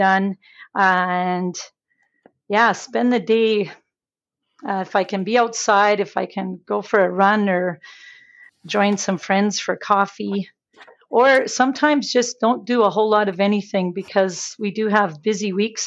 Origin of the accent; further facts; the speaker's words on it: Pincher Creek, Alberta, Canada; I grew up in the beautiful area of Pincher Creek, Alberta.